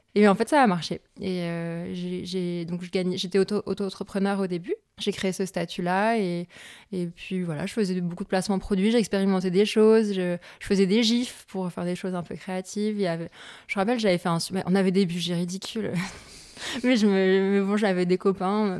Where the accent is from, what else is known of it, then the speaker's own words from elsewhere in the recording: north of France, France; je viens de la région, enfin, je viens du, du, nord de la France